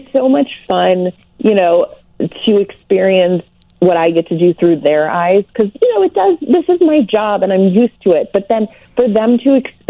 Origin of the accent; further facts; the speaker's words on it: St. Louis, Missouri, United States; Growing up in St. Louis